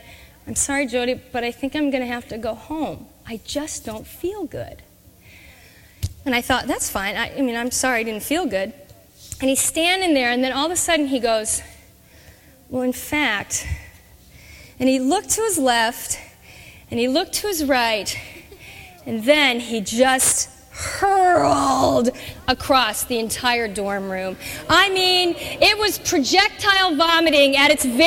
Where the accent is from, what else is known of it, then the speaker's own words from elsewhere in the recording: Orange, California, United States; now in Chicago, United States; I grew up in Southern California. I grew up in the city of Orange